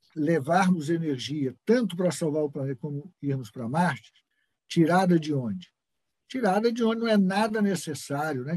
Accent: Brazil; nós somos brasileiros

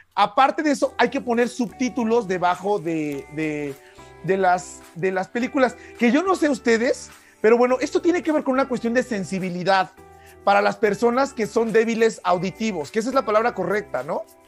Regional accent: Mexico

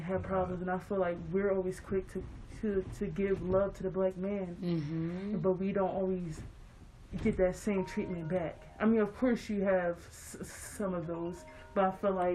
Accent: Philadelphia, Pennsylvania, United States; I'm from Philly

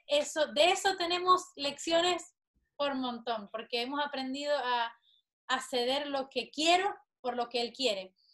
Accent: Maracaibo, Zulia, Venezuela; moved away; yo soy de una de las ciudades más calurosas de Venezuela, de Maracaibo

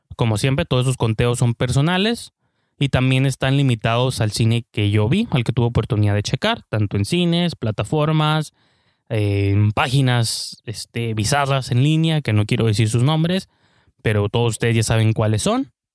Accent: Mexico

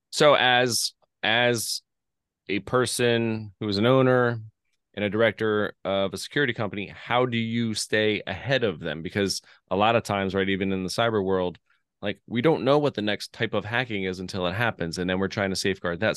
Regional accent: Lehigh Valley, Pennsylvania, United States; I grew up in Lehigh Valley

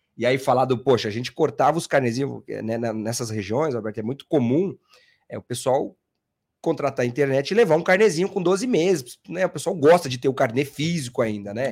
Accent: interior of São Paulo, Brazil; moved away as an adult; now in São Paulo, Brazil; eu nasci em São Paulo, fui, me, me criei no interior de São Paulo, voltei com 18 anos, tô aqui até hoje

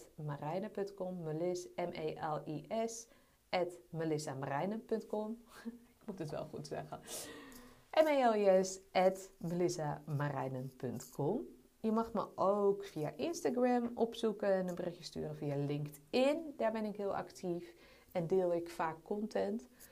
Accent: Amsterdam, North Holland, Netherlands; Ik ben opgegroeid in Amsterdam

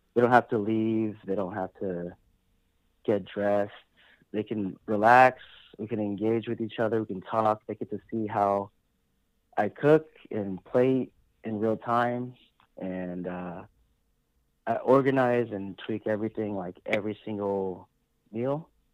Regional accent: San Diego, California, United States; also born or lived in Las Vegas; I'm a Filipino American. I was born and raised here in San Diego

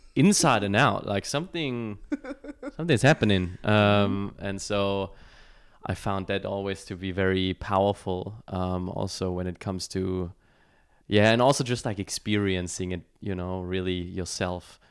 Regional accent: Germany; moved away; I was born and raised in Germany

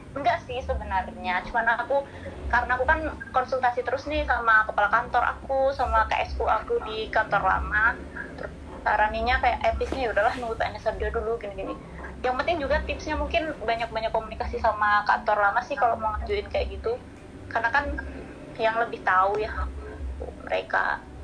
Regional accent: Magelang, Central Java, Indonesia; moved away; Aku aslinya Magelang

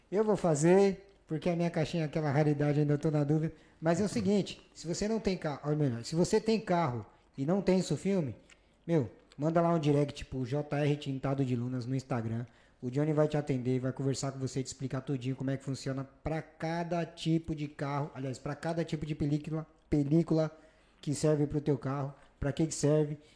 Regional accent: São Paulo, Brazil; now in Spain; Eu sou de São Paulo, mas gosto de mocotó.

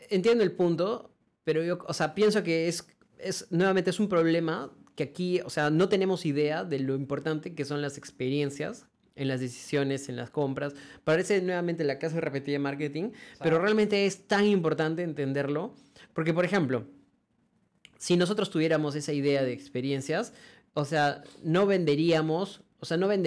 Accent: Cusco, Peru; nosotros que venimos de Cusco

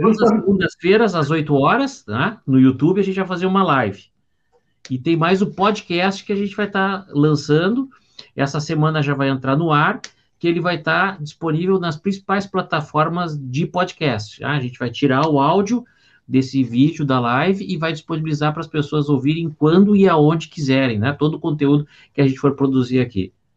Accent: Porto Alegre, Rio Grande do Sul, Brazil; eu sou de Porto Alegre

